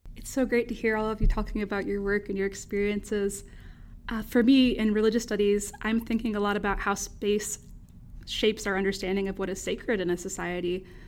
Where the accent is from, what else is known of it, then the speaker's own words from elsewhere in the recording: North Carolina, United States; accent: Southern; also born or lived in Winston-Salem, North Carolina; growing up in the Southern U S